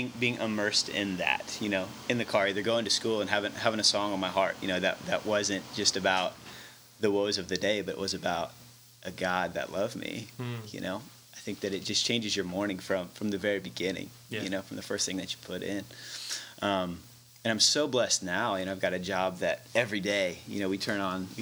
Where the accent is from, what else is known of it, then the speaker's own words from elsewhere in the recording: Branson, Missouri, United States; moved away as an adult; also born or lived in Sydney, Australia; now in Palatka, United States; growing up in Branson